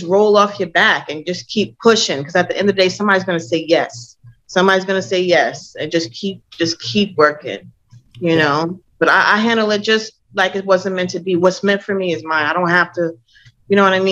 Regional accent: Minnesota, United States; moved away as an adult; I grew up in Minnesota.

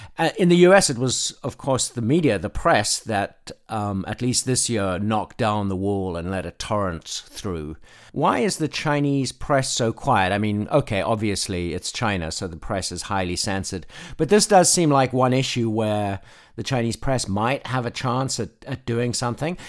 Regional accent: South Africa; now in Nashville, United States; When I was a kid in South Africa

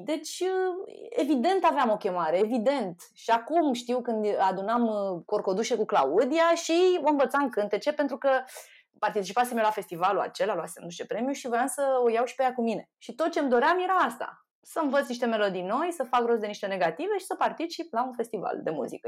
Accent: Șușani, Romania; moved away; din Șușani

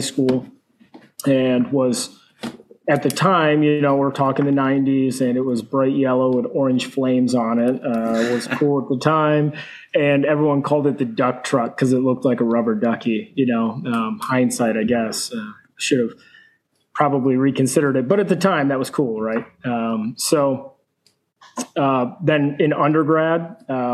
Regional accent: rural Pennsylvania, United States; now in Kannapolis, United States; I originally grew up in very rural Pennsylvania, right on the border of Pennsylvania, upstate New York

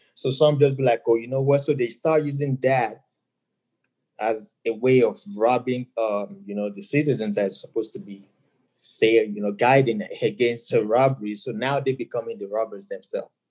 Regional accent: Nigeria; moved away as an adult; now in United States; I'm a DJ, Nigerian, born and raised, um, and I moved

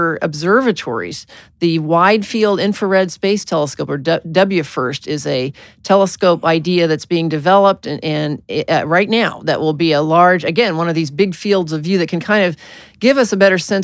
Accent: Arkansas, United States; I was born in Arkansas

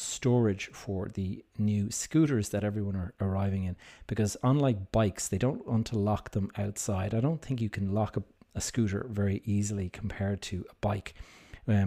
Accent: Dublin, Leinster, Ireland; here in my hometown of Dublin

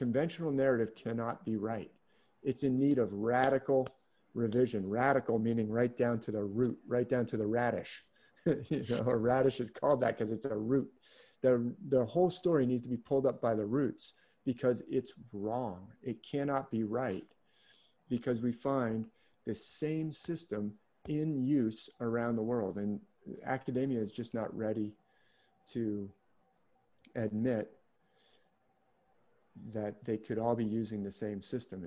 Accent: San Francisco, California, United States; also born or lived in San Mateo; when I was growing up in San Francisco, they had them in like the Golden Gate Park.

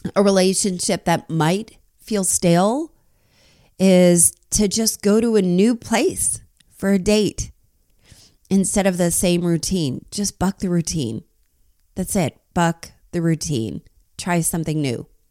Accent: New Jersey, United States; I grew up in New Jersey too

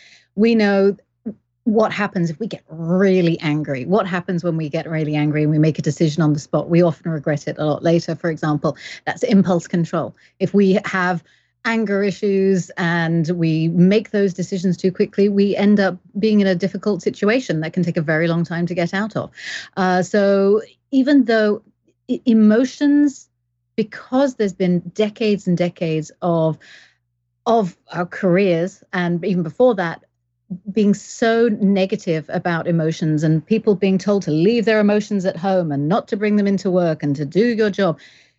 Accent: England, United Kingdom; now in Canada; But I am English, but I've lived all around the world. So I've got weird accent.

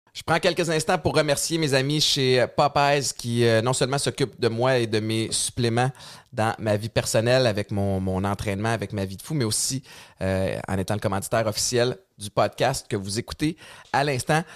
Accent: Montérégie, Quebec, Canada; On est quelque part en Montérégie.

